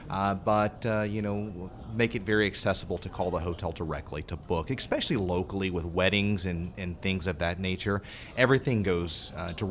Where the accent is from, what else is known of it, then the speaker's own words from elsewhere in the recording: South Carolina, United States; now in Baton Rouge, United States; I came from South Carolina, uh, you know, worked in that market uh, for several years before coming to Baton Rouge